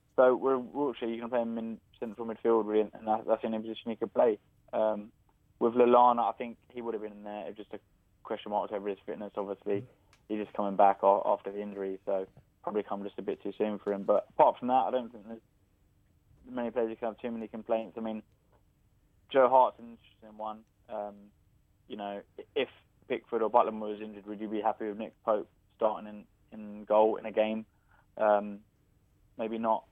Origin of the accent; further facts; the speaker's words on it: London, United Kingdom; I was born in London